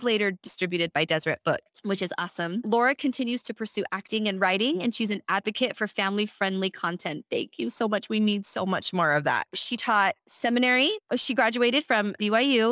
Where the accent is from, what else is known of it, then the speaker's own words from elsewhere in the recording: Edmonton, Alberta, Canada; we're fellow Canadians. She was born in Vancouver and I was born in Edmonton, Alberta.